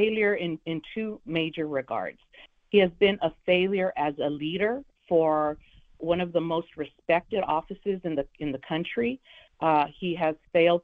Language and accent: English; Los Angeles, California, United States; I grew up in the Boyle Heights area of Los Angeles